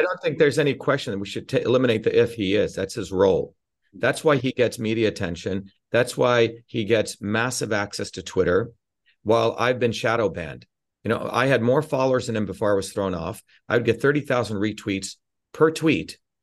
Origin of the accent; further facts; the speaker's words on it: India; now in United States; I grew up in India experiencing the fucking caste system